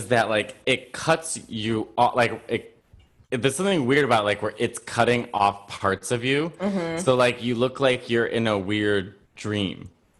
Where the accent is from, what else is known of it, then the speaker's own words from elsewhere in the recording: New York City, New York, United States; I'm a New Yorker.